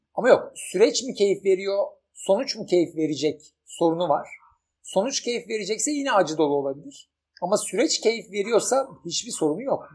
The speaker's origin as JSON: {"language": "Turkish", "country": "Turkey"}